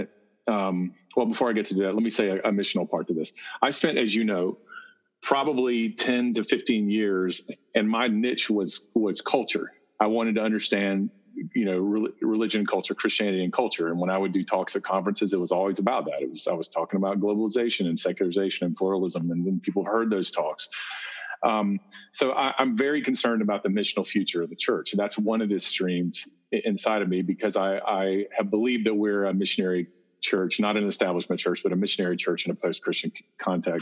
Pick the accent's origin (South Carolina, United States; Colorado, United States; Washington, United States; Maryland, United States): South Carolina, United States; I'm from South Carolina. I grew up in that world